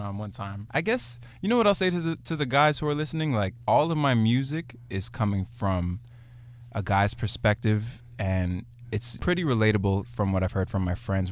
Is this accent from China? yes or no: no; Brampton, Ontario, Canada; I'm from Brampton. I'm coming from Brampton today